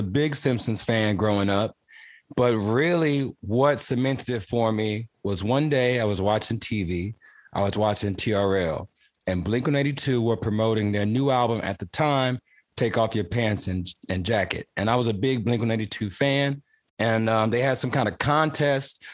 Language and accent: English; Houston, Texas, United States; I'm an artist from Houston, Texas